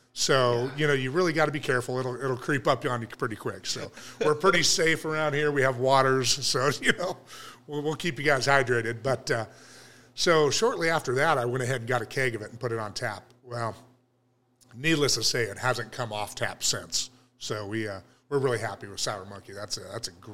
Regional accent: Cottonwood, California, United States; open a little tap house in my hometown

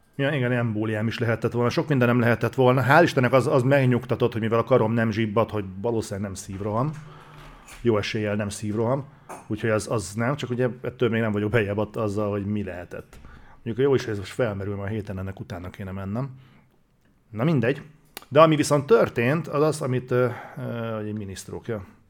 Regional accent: Hungary; magyarok vagyunk

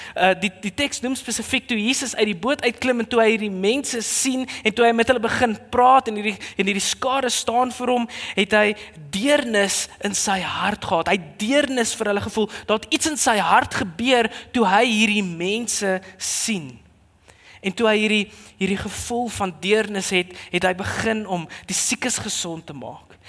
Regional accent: South Africa

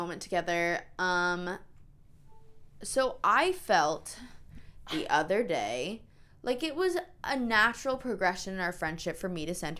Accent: New York, United States; I'm from New York.

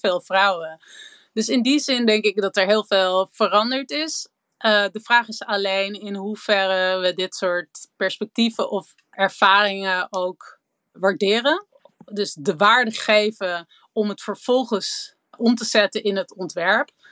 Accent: Amsterdam, North Holland, Netherlands; Ik ben opgegroeid in Amsterdam

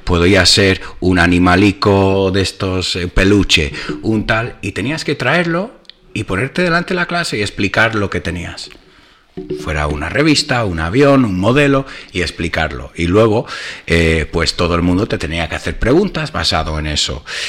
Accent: United States

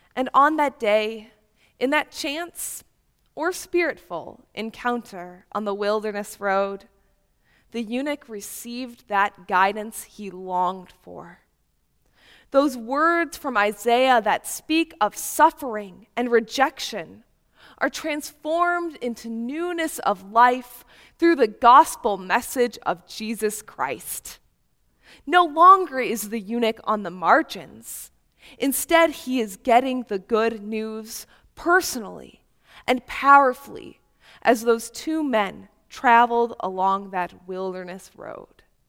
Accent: Upper Peninsula of Michigan, United States; now in Chicago, United States; I come from the Upper Peninsula of Michigan

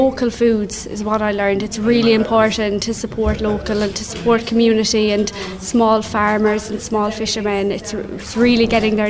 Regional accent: Castlegregory, Munster, Ireland; I'm from Man School Nuan Letruig. That's in Castle Gregory.

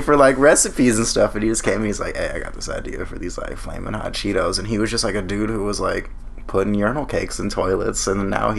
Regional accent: Bay Area, California, United States; I love San Francisco. Like, I was born in the Bay Area.

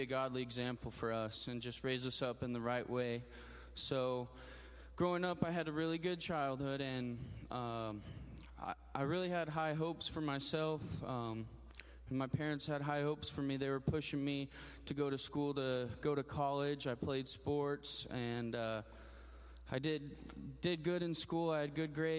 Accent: Grand Junction, Colorado, United States; I'm from Colorado, from a town called Grand Junction. I'm 27 years old

